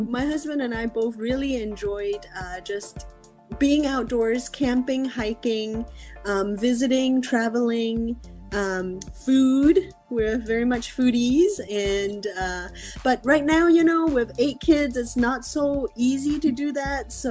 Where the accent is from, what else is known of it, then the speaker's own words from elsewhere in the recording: Singapore; also born or lived in Malaysia / Australia / Ireland; now in California, United States; I am uh, talking to you from California, USA, but I was born in Malaysia, grew up in Singapore and Australia.